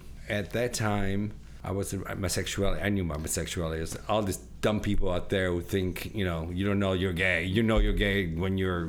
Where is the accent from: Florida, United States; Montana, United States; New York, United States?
New York, United States; Rochester; also born or lived in Italy; now in Buffalo, United States; I grew up in Rochester, New York.